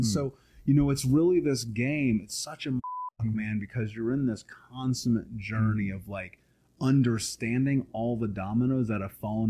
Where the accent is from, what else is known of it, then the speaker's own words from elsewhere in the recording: Indianapolis, Indiana, United States; I grew up in Indianapolis.